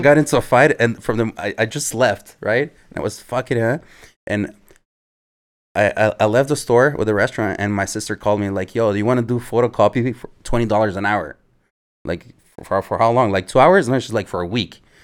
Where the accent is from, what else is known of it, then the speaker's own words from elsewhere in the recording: Montreal, Quebec, Canada; also born or lived in Edmonton, Canada / Chile; We moved back to Montreal when I was nine